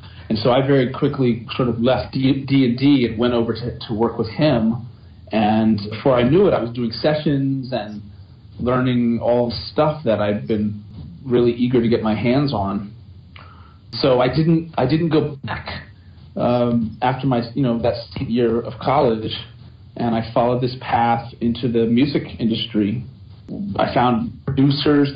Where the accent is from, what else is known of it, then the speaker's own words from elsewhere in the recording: Virginia, United States; moved away; also born or lived in New York; I was born in Virginia